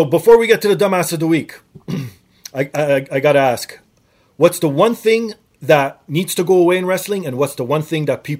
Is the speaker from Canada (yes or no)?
yes; Canada; Well, obviously, being Canadian